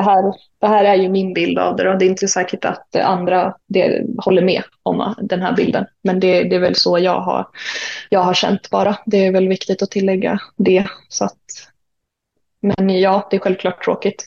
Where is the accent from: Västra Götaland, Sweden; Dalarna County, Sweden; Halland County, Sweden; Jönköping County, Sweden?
Dalarna County, Sweden; Mora; moved away as an adult; also born or lived in Uppsala / Umeå; jag är ju född och uppvuxen i Mora